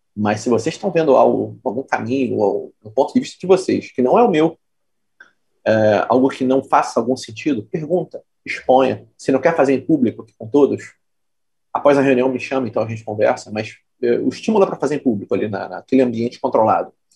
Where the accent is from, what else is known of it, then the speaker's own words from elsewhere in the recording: Petrópolis, Rio de Janeiro, Brazil; moved away as an adult; now in Rio de Janeiro, Brazil; eu não sou carioca, eu sou de Petrópolis. É, nasci e fui criado na Serra vim para o Rio fazer faculdade